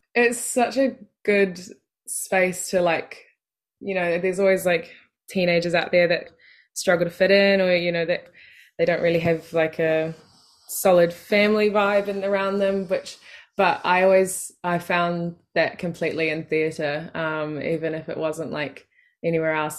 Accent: Matamata, Waikato, New Zealand; in my hometown

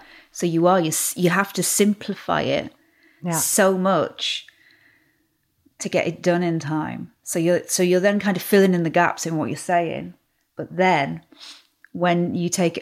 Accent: Carlisle, North West England, United Kingdom; accent: northern; I go back to being Carlisle

